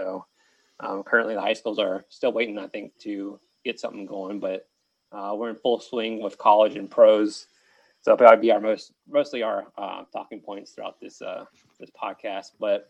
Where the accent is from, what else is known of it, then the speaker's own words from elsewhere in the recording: Danville, Virginia, United States; We're all raised in Southside, Virginia. We're all from Danville, Virginia.